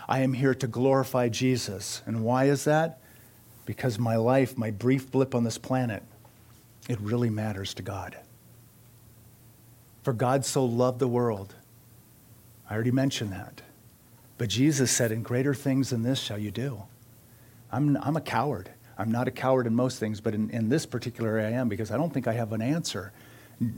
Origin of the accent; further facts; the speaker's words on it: United States; I am an American